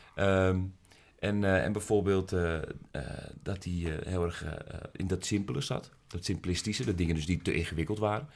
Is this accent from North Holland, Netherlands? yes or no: yes; Amsterdam, North Holland, Netherlands; Dus ik kom uit Amsterdam